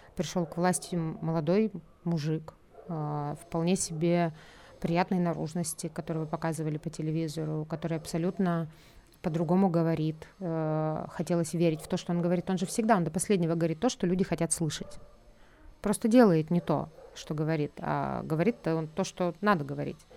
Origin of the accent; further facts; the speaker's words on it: Russia; moved away as an adult; now in Tbilisi, Georgia; я русская, я родилась в России, всю жизнь прожила в России